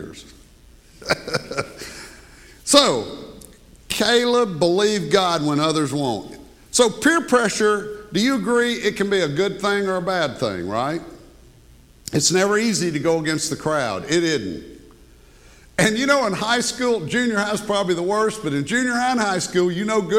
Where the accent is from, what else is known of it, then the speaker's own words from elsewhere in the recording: Monroe, Louisiana, United States; growing up in Monroe, Louisiana